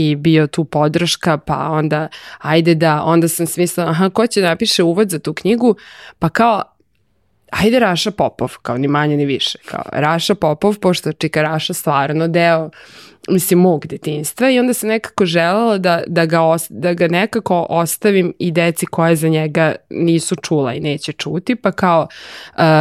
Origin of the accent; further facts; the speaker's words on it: Serbia; kod nas u Srbiji